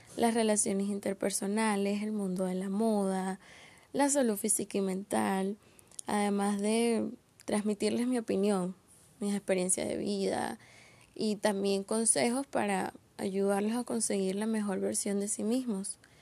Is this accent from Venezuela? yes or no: yes; Caracas, Capital District, Venezuela; soy caraqueña, con 22 años